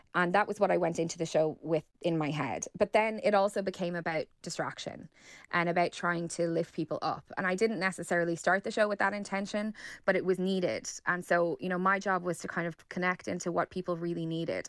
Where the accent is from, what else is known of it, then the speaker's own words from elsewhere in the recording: Ireland; as Irish people